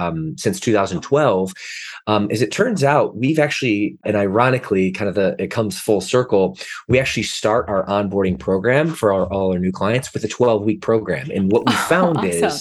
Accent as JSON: {"language": "English", "town": "Detroit", "region": "Michigan", "country": "United States", "tie": "born or raised there", "also_born_or_lived": "Atlanta, Georgia", "moved": "as an adult", "lives_now": "Southern California, United States", "said": "I grew up in the Midwest, which is amazing place, salt of the earth people"}